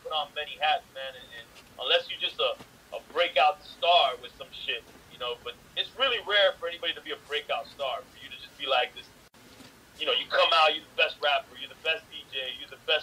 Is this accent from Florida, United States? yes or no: yes; Miami, Florida, United States; I'm from Miami, I'm from the South